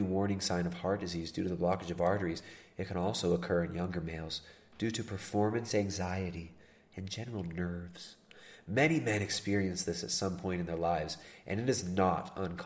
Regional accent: Toronto, Ontario, Canada; I'm from Toronto

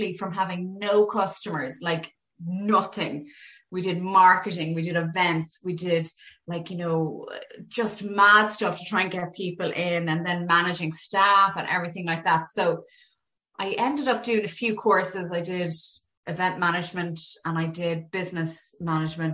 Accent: Galway, Connacht, Ireland; moved away as an adult; now in Dublin, Ireland; I'm originally from Galway. So when I moved up here, I went to Trinity

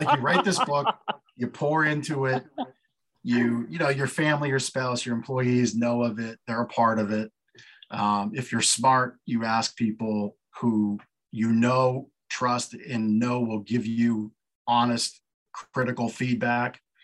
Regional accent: Canada; now in Lancaster, United States; I was born in Canada, lived here legally on the green card for years

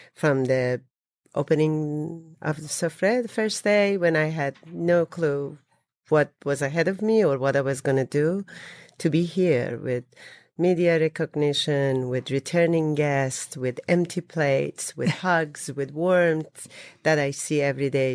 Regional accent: Isfahan, Iran; moved away; I'm from Isfahan

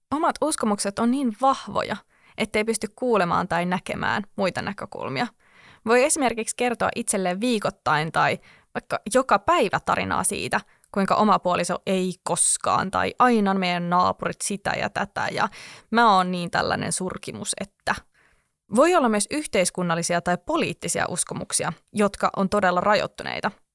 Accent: Helsinki, Uusimaa, Finland; Olen helsinkiläinen

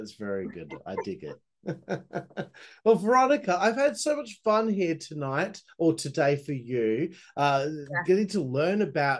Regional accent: Perth, Western Australia, Australia; I'm from Perth, Western Australia, right? Most isolated city in the world.

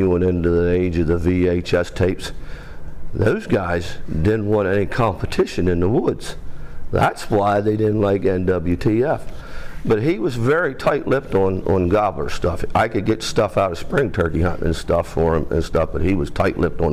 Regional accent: Central Pennsylvania, United States; I'm from Central Pennsylvania

